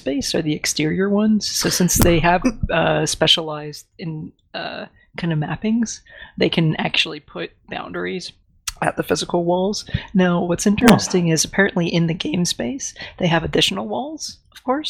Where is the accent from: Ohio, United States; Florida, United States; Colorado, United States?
Florida, United States; I grew up in Florida.